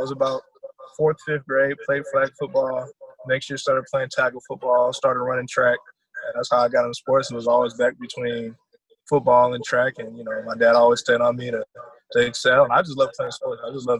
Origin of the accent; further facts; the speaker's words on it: Columbia, South Carolina, United States; also born or lived in Germany / New York / Kansas / Georgia; So I'm a military kid, so I was born over in Germany. Moved around a lot, so I live in New York, Kansas, South Carolina, Georgia. I think those are all the places we moved to.